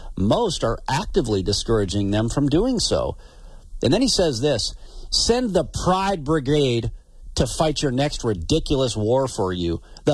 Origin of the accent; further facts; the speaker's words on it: Glasgow, Montana, United States; I've got friends, that I grew up with from in Glasgow